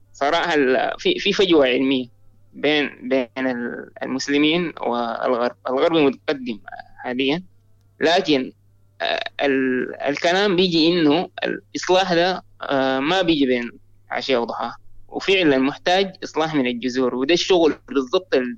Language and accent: Arabic; Sudan; أنا من السودان